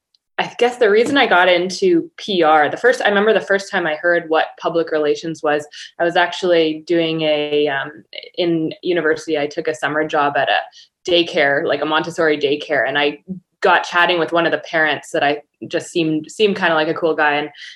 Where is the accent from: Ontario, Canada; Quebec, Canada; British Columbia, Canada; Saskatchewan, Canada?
British Columbia, Canada; So I am Canadian, based in Victoria, BC.